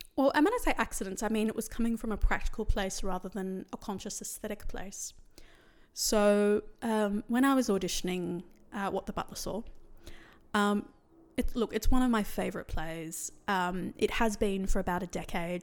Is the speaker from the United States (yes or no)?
no; Sydney, New South Wales, Australia; I grew up in Western Sydney where there was quite a lot of misogyny